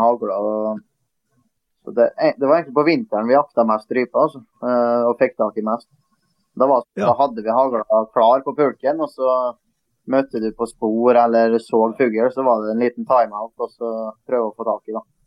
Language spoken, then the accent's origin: Norwegian; Møre og Romsdal, Norway; vi er jo romsdalinger